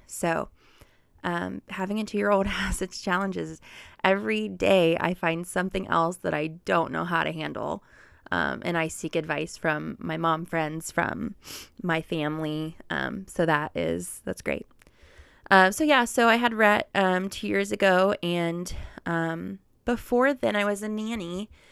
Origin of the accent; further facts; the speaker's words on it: Cincinnati, Ohio, United States; also born or lived in Oxford, Mississippi; I was born and raised in Cincinnati, Ohio